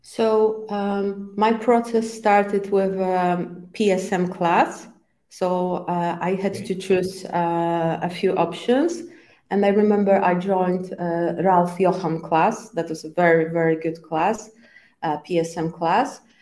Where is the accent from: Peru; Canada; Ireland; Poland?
Poland; first language Polish; English is a second language; I was born in Poland and I, I am still living in, in Poland.